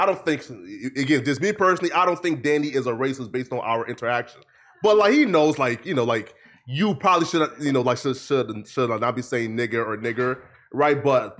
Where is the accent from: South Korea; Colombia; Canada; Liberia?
Liberia; Liberia, man.